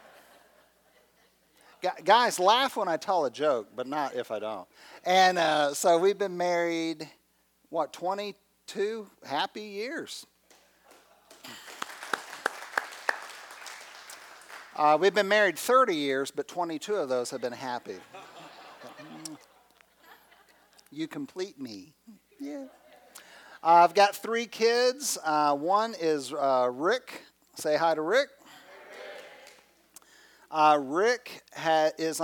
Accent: Phoenix, Arizona, United States; moved away as an adult; also born or lived in Texas; I was raised in Phoenix, where my dad was a pastor.

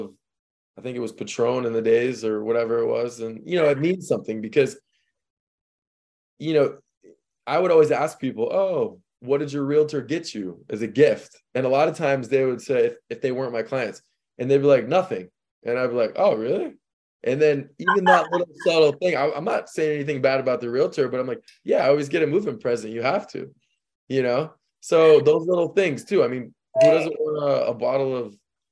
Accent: St. Louis, Missouri, United States; moved away as an adult; now in Miami, United States; I'm from St. Louis. I moved here not knowing one person in the state of Florida.

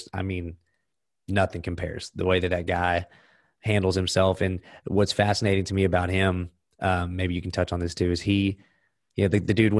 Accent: Texas, United States; I'm from Texas.

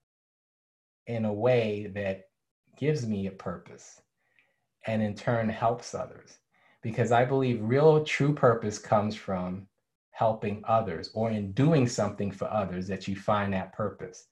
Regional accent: New York City, New York, United States; growing up in New York City, I was a graffiti artist

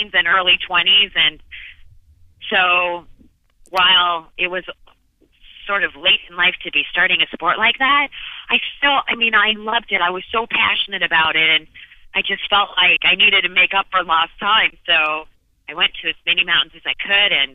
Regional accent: Phoenix, Arizona, United States; I was born and raised in Phoenix, Arizona

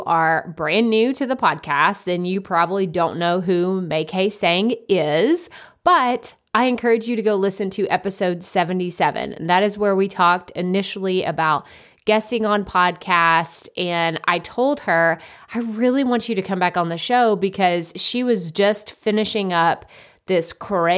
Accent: Texas, United States; I'm from Texas

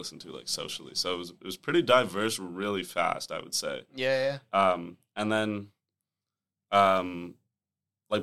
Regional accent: Toronto, Ontario, Canada; I'm from here. I'm from Toronto. And I've lived here my whole life

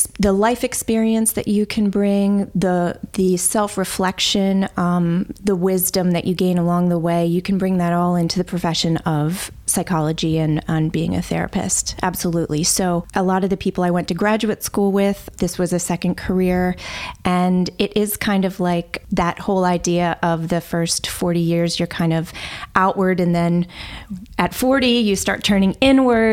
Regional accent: Delaware, United States; I am originally from Delaware.

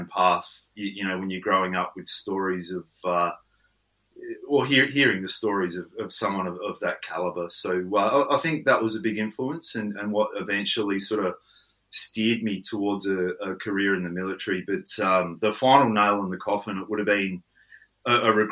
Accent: Coober Pedy, South Australia, Australia; also born or lived in Lightning Ridge, New South Wales; I grew up in Coober Pedy

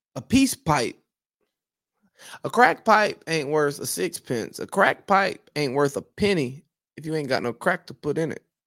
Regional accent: United States; I am from America

